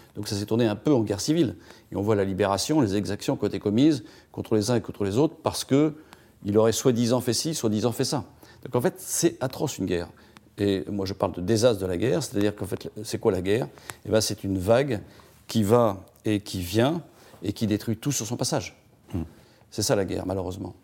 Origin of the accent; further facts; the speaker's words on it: France; on est des Gaulois euh, râleurs